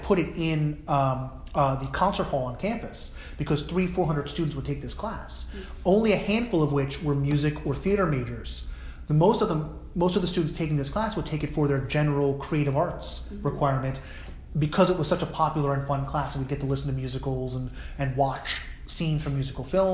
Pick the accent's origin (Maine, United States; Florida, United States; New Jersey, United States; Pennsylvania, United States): New Jersey, United States; a white Jewish person growing up in New Jersey in the 1980s